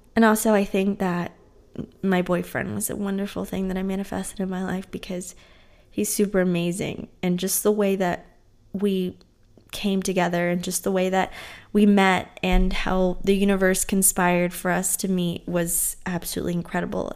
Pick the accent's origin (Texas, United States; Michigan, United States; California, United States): Texas, United States; moved away as an adult; also born or lived in New Orleans; whenever I moved away from Texas to go to college in New Orleans